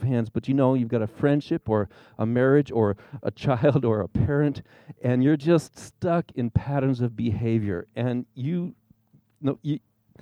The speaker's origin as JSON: {"language": "English", "region": "Arizona", "country": "United States", "tie": "born or raised there", "also_born_or_lived": "Indiana", "said": "I was raised here in Arizona"}